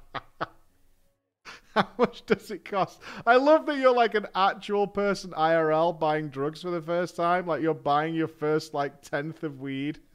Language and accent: English; United States; I'm an American